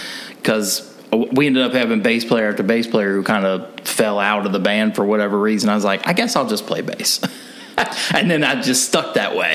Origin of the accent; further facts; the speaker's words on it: Kentucky, United States; moved away as an adult; also born or lived in Los Angeles; I'm originally from Kentucky